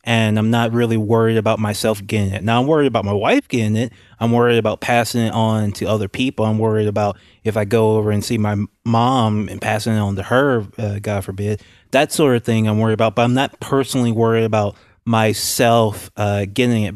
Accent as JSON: {"language": "English", "region": "Louisiana", "country": "United States", "said": "I'm from Louisiana"}